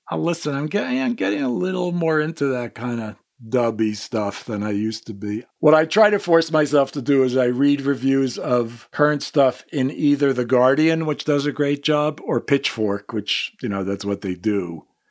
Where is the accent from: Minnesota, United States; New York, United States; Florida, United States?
New York, United States; I grew up in New York